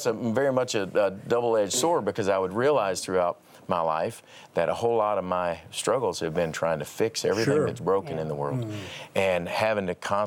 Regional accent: Paducah, Kentucky, United States; growing up in Paducah, Kentucky

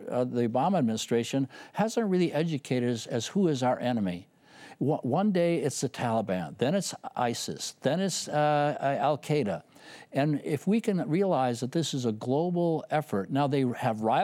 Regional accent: Rice Lake, Wisconsin, United States; my hometown of Reisick, Wisconsin

